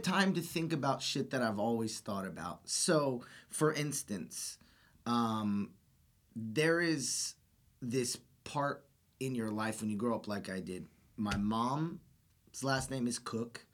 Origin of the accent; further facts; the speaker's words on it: Austin, Texas, United States; I grew up here in Austin. I was born and raised in Austin